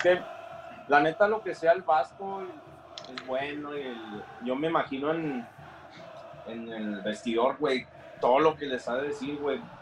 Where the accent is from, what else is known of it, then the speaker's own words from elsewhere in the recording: Mexico; Nosotros como mexicanos